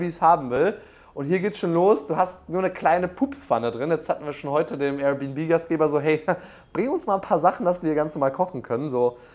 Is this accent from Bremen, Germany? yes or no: no; Munich, Bavaria, Germany; ich komme aus München